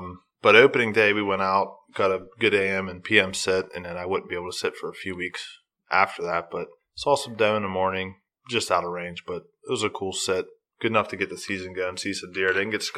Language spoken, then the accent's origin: English; New Castle, Pennsylvania, United States; I'm from Newcastle, PA, just like you guys.